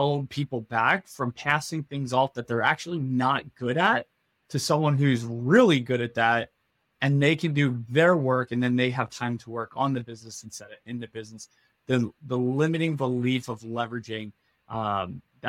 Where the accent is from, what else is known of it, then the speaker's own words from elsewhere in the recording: outside of the Philadelphia area, New Jersey, United States; I grew up in New Jersey, outside of the Philadelphia area